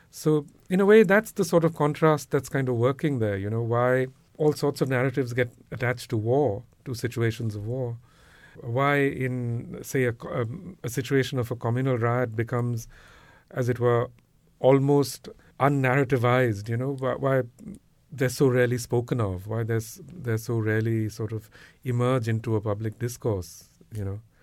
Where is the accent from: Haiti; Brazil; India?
India; growing up in India